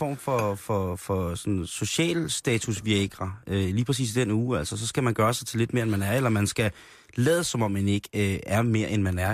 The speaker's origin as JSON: {"language": "Danish", "town": "Roskilde", "region": "Zealand", "country": "Denmark", "said": "jeg er barn af provinsen, jeg er fra Roskilde"}